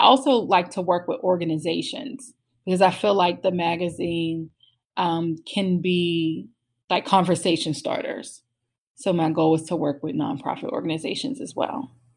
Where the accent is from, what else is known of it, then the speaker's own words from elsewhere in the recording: Pittsburgh, Pennsylvania, United States; moved away as an adult; now in Maryland, United States; I'm originally from Pittsburgh